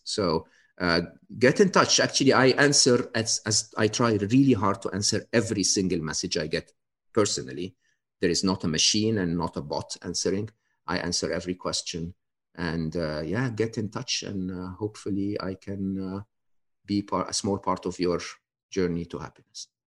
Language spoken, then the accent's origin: English; Egypt; moved away; I was born and raised in Egypt